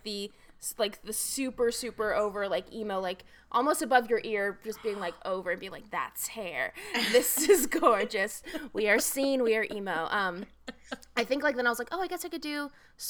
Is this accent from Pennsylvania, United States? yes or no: no; Agoura Hills, California, United States; also born or lived in Texas; I was born in Texas, and then when I was six, my mother and I moved. So my dad's still in Texas, my mom and I moved to Agoura Hills, California